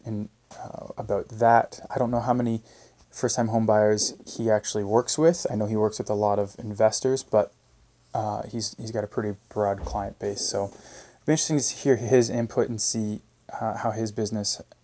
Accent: Canada; as a Canadian

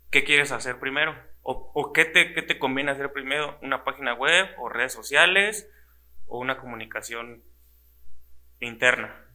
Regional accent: Celaya, Guanajuato, Mexico; Yo soy de Celaya y de todo corazón

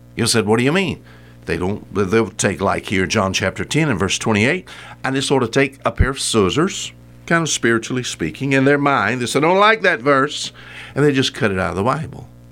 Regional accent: United States; I'm an American

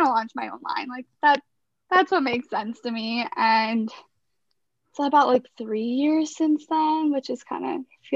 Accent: Chicago, Illinois, United States; now in Brooklyn, United States; I grew up in Chicago in an Israeli American family

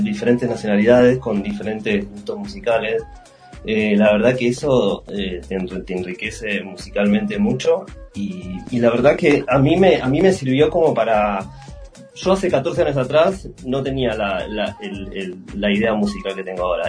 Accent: Buenos Aires, Argentina; moved away as an adult; also born or lived in Europe; yo soy, de Buenos Aires, soy argentino

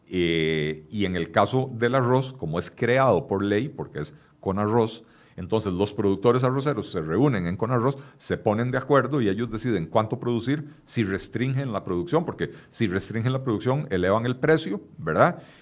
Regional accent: Costa Rica; Y al final de cuentas, consumidores somos todos los costarricenses.

